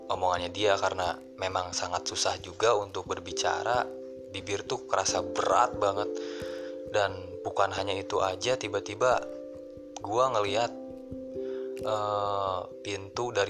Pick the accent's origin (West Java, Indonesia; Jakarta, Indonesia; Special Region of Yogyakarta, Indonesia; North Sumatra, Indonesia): West Java, Indonesia; Bandung; karena gue kebetulan sebenarnya gue orang Sunda orang Bandung